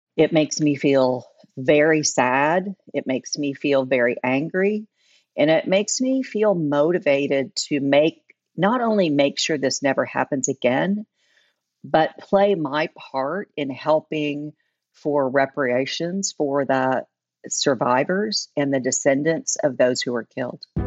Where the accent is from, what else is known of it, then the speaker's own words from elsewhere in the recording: Oklahoma, United States; now in Tulsa, United States; I grew up in Oklahoma. I moved to Tulsa uh, in the early 80s